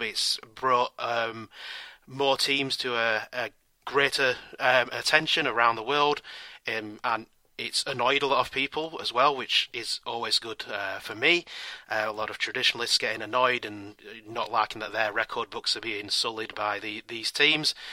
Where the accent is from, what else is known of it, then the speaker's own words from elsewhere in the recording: California, United States; I'm from the Golden State of California